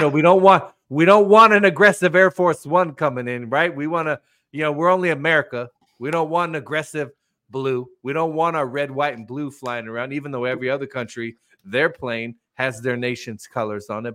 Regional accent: United States; as an American

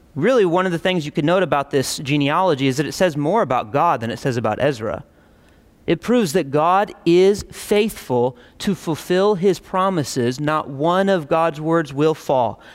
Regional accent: United States; us as contemporary American Christians

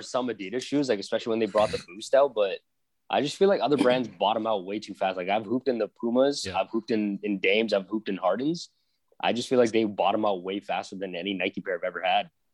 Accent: Philippines; moved away; I grew up in the Philippines

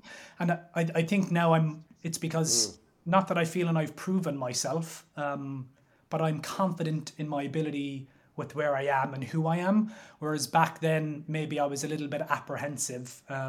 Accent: Limerick, Munster, Ireland; So I grew up in Limerick City, in north side of Limerick City, an area called Moyross, and grew up with my mother and my sister.

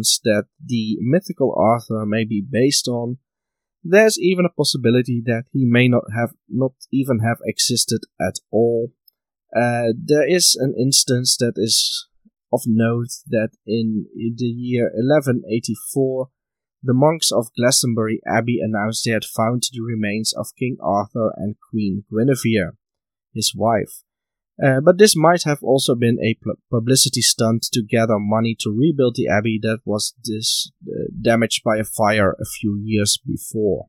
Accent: Netherlands; my home country of the Netherlands

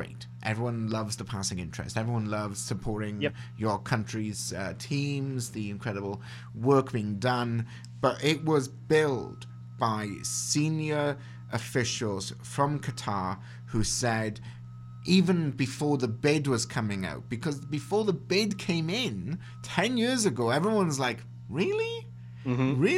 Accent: Wales, United Kingdom; now in Canada; as a Welshman

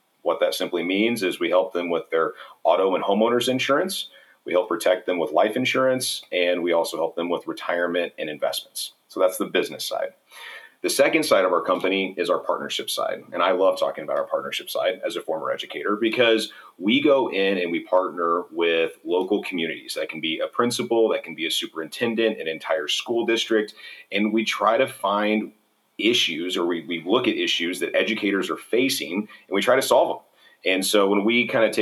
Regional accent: Harrisburg, Illinois, United States; moved away as an adult; now in St. Louis, United States; I grew up in Southern Illinois, a small town called Harrisburg

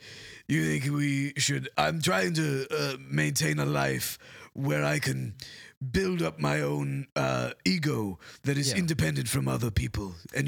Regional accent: England, United Kingdom; Well, you know, I am English, so.

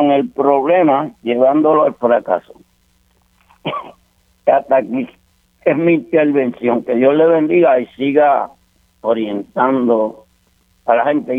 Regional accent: San Juan, Puerto Rico; soy de Santurce, estudié solamente, tengo cuarto año de la Escuela Central de Santurce, el año 61

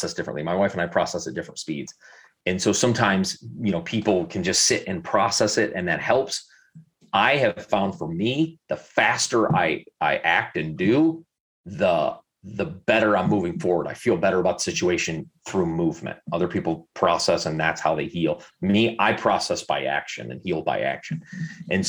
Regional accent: Southwest Michigan, United States; our house that I grew up in Southwest Michigan

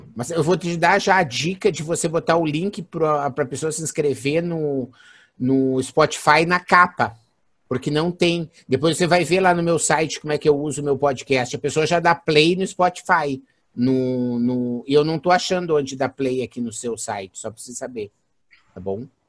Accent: Santa Maria, Rio Grande do Sul, Brazil; Não é gaúcho, com certeza, sou de Santa Maria

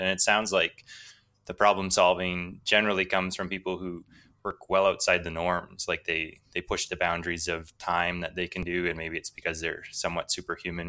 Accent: Canada; I grew up in part in First Nations communities, which are often quite poor.

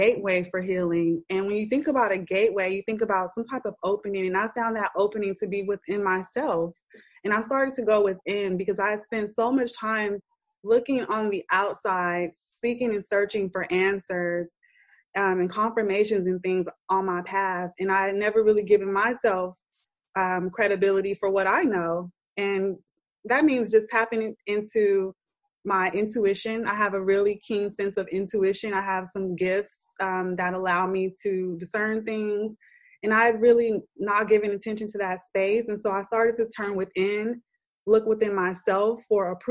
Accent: Oakland, California, United States; In the community where I was raised, I loved growing up in Oakland

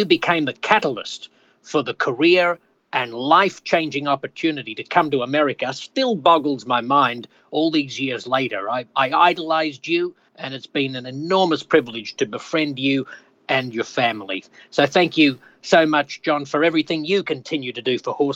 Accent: Australia; accent: Aussie; moved away as an adult; now in United States; I still feel Australian, even though I've now lived more than half of my life in the United States

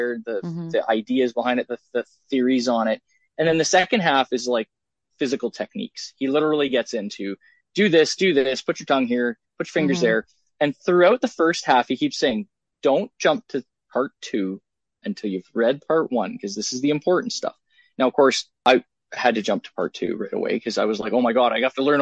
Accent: Canada; I'm a Canadian. So, figure skating is big here.

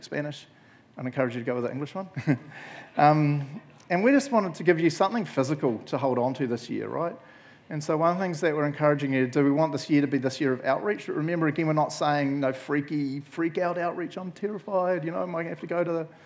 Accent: Matamata, Waikato, New Zealand; I grew up in Matamata

